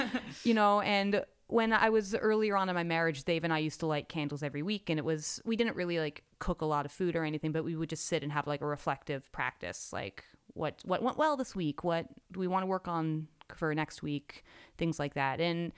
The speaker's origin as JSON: {"language": "English", "town": "New York City", "region": "New York", "country": "United States", "tie": "born or raised there", "said": "I grew up in New York City"}